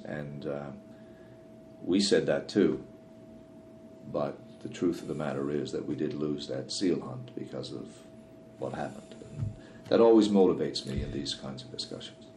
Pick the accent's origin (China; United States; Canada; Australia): Canada; Newfoundland and Labrador; the world I grew up in in Newfoundland